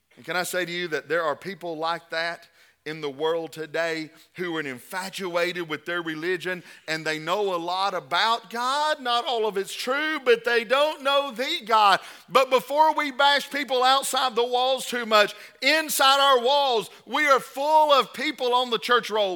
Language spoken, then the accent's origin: English; the South, United States; we're brought up in the South